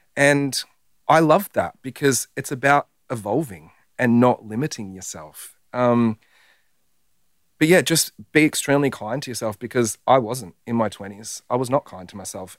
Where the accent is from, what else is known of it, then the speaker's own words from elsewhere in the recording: Werribee, Victoria, Australia; I'm a bogan from Werribee